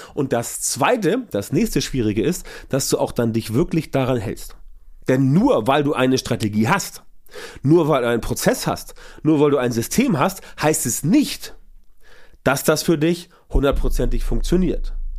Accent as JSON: {"language": "German", "region": "Hamburg", "country": "Germany", "said": "ich komme aus Hamburg und für uns im Norden ist alles südlich der Elbe, Süddeutschland."}